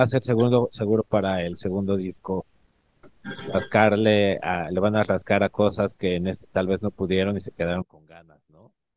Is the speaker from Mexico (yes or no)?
yes; Mexico; also born or lived in Ecatepec, State of Mexico; soy del DF